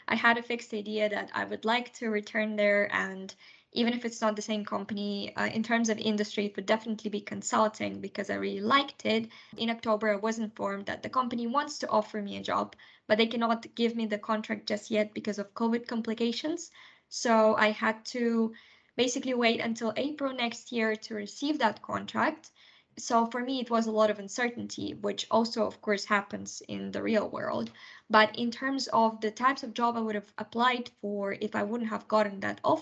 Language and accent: English; Kazakhstan; also born or lived in United Kingdom; now in Luxembourg; I was born in Kazakhstan in Central Asia, and I lived in the UK for the duration of 6 years before moving to Luxembourg